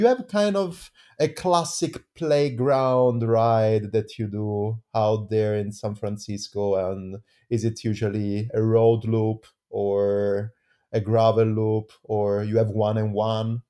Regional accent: Italy; now in Switzerland; I'm coming from Italy.

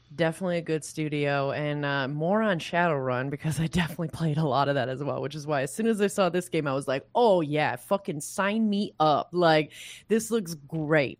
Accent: Michigan, United States; I'm from Michigan

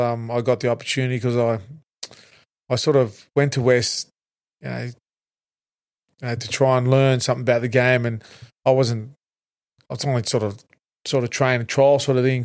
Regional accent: Australia; I'm, I'm, I'm Tongan heritage and also Maltese heritage, but yep. uh, I define myself as an Australian.

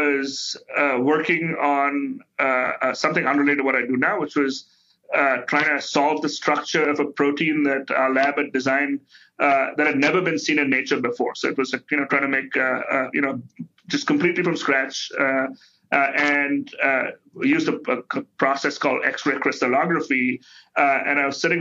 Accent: India; now in United States; I grew up in India.

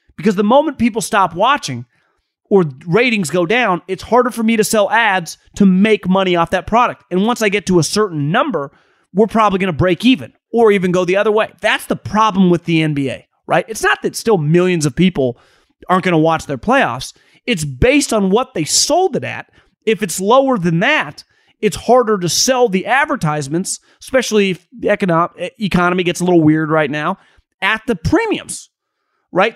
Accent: Davis, California, United States; I grew up in Davis, California

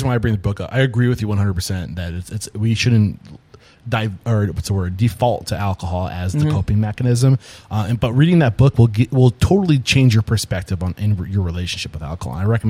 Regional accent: New Hampshire, United States; I grew up in New Hampshire, probably one of the most least diverse places.

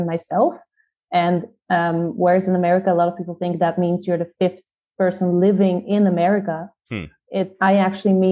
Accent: Netherlands; moved away as an adult; also born or lived in Israel / Haifa, Israel; I was born and raised in the Netherlands, but I have a Dutch mother and an Israeli father.

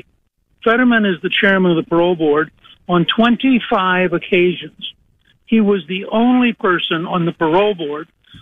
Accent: Harrisburg, Pennsylvania, United States; moved away; I was born in Harrisburg.

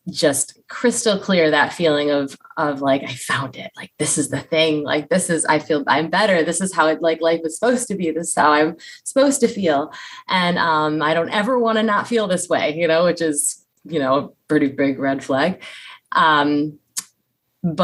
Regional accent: Western New York, United States; now in Tampa, United States; I live in Tampa, Florida. I'm actually from Western New York, so came down here to escape the cold weather

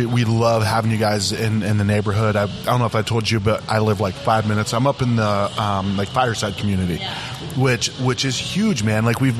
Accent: Ohio, United States; moved away; when I grew up in Ohio

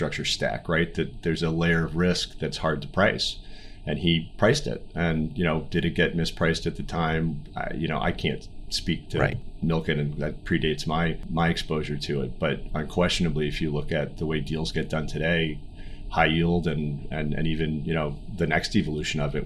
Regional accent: Lincoln, Massachusetts, United States; also born or lived in Ohio; I grew up in a small town called Lincoln outside of Boston, Massachusetts.

